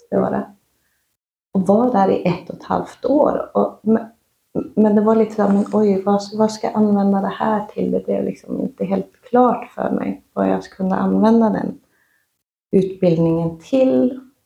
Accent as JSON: {"language": "Swedish", "country": "Sweden", "tie": "born or raised there", "also_born_or_lived": "Oslo", "said": "Jag är uppvuxen i en renskötarfamilj i Svarkensita och i Vapsten sameby"}